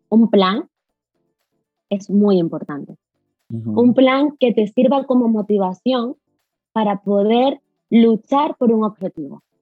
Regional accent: Venezuela; now in Spain; no soy de Venezuela porque me

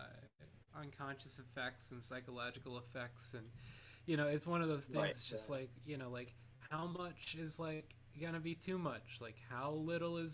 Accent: North Canton, Ohio, United States; moved away as an adult; now in New York City, United States; I'm from Ohio, a town called North Canton, Ohio.

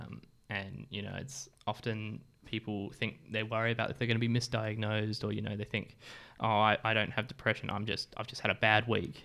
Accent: England, United Kingdom; now in Australia; I was from England as well.

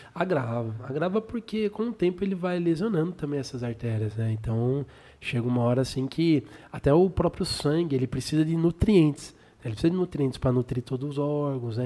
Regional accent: Sorocaba, São Paulo, Brazil

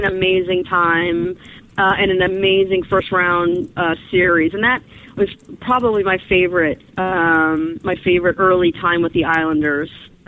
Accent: St. Louis, Missouri, United States; now in Connecticut, United States; And I'm originally from St. Louis, born and raised

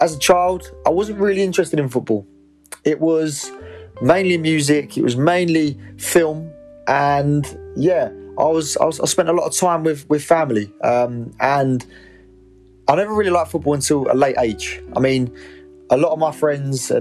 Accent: Essex, East of England, United Kingdom; I'm 23, I'm from Essex

